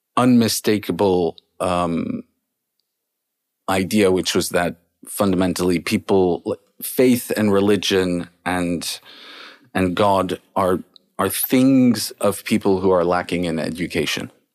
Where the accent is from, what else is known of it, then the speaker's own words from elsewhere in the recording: Paris, Île-de-France, France; I was born and raised in Paris